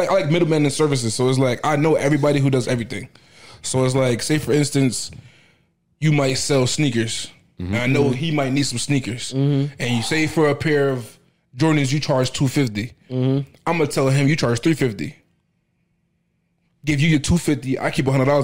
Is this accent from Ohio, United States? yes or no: no; Newburgh, New York, United States; moved away; I'm from New York.